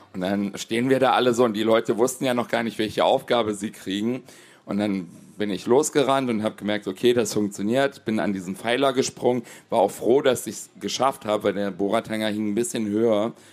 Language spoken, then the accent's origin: German; area around Gräfenhainichen, Saxony-Anhalt, Germany; Ich komme ja hier aus der Region